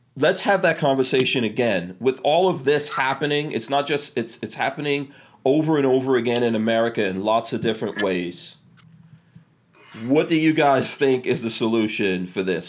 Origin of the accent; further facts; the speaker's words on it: New York City, New York, United States; I grew up in New York City in the crack 80s